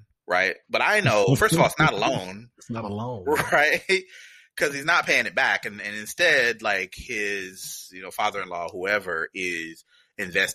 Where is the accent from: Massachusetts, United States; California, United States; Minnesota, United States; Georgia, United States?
Georgia, United States; Atlanta; moved away as an adult; also born or lived in Washington, D.C.; now in San Francisco, United States; I grew up outside of Atlanta, Georgia